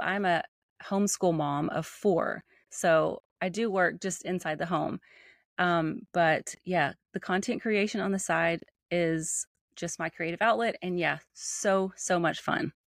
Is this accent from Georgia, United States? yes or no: no; Nashville, Tennessee, United States; accent: Southern; I am from Nashville, Tennessee